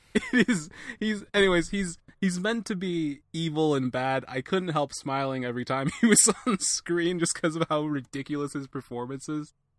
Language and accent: English; Atlanta, Georgia, United States; I'm an Atlanta native